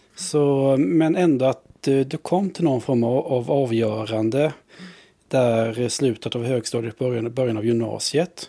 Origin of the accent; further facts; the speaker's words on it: Vetlanda, Jönköping County, Sweden; jag växte upp eh, utanför Vetlanda, vi är bibelbältet